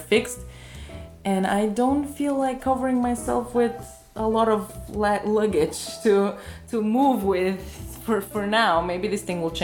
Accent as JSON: {"language": "English", "country": "Bulgaria", "tie": "born or raised there", "moved": "yes", "said": "me growing up, because I am from Bulgaria"}